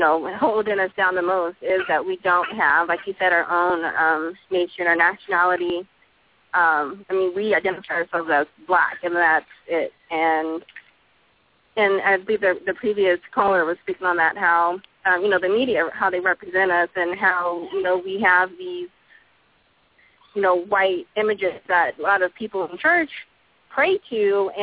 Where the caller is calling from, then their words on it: Texas, United States; I'm from Texas.